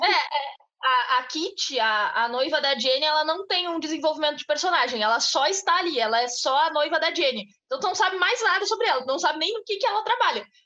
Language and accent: Portuguese; Bagé, Rio Grande do Sul, Brazil; A gente vem de uma cidade pequena, a gente vem de Bagé